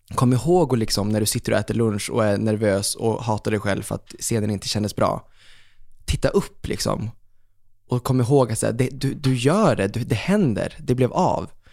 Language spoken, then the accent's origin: Swedish; Umeå, Västerbotten County, Sweden; moved away; jag var hemma i Umeå, minns jag. Och så satt jag hemma med pappa